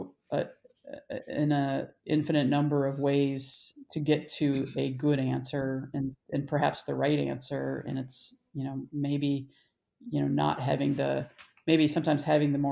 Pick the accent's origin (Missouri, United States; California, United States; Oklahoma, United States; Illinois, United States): Illinois, United States; moved away as an adult; also born or lived in Michigan / Iowa / Madison, Wisconsin / Denver; I was born in Michigan. My family moved to Illinois when I was 3. I grew up in Illinois